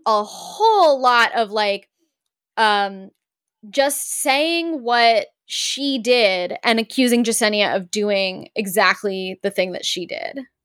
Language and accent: English; Los Angeles, California, United States; I grew up in Los Angeles